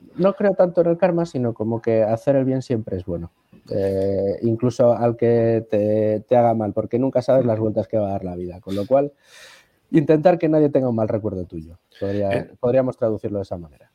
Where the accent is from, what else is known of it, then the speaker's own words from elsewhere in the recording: Spain; todos los españoles